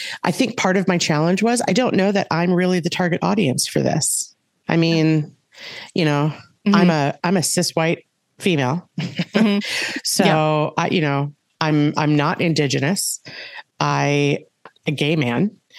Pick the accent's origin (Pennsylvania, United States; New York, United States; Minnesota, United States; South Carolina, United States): Minnesota, United States; also born or lived in California / Wisconsin / Pipestone, Minnesota; I primarily grew up in Minnesota. I was born in California, and at like 18 months old, we moved here. My dad is a West Central Minnesota farm kid. And, you know, my sister and I did the majority of our growing up in Minnesota